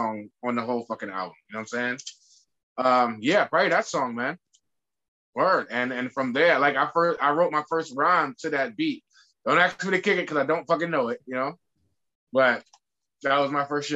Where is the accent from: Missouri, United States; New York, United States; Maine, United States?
New York, United States; New York City; growing up in New York City in the 90s